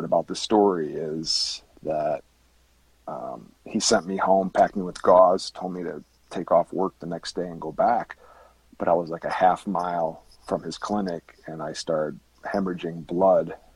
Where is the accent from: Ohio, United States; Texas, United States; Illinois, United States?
Illinois, United States; Chicago; moved away as an adult; now in Kansas City, United States; I grew up in the Chicagoland area in 2006. I transferred through my company to the Kansas City area